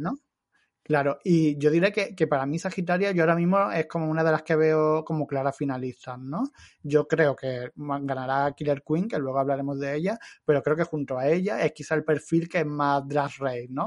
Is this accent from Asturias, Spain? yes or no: no; Andalusia, Spain; son, son de mi tierra